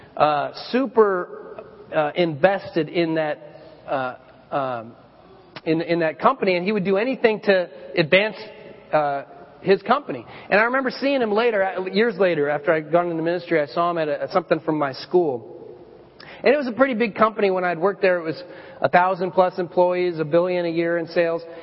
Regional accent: Colorado, United States; I, I lived in, uh, I grew up in Colorado

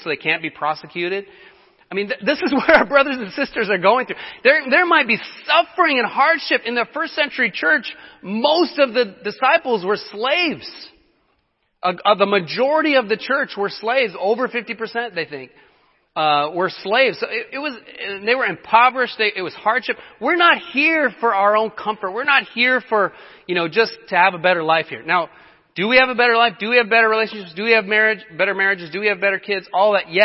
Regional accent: Colorado, United States; moved away; I'm from Colorado

